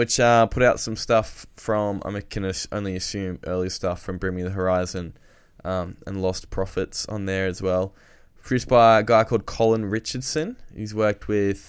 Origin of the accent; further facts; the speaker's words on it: Newcastle, New South Wales, Australia; we're from Newcastle